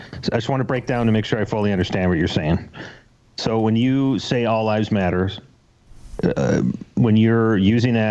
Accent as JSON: {"language": "English", "region": "Minnesota", "country": "United States", "said": "we're from Minnesota"}